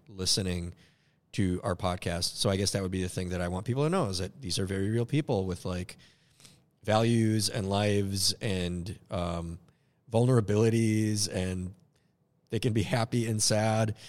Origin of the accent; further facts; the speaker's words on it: Minneapolis, Minnesota, United States; my upbringing. Love Northeast Minneapolis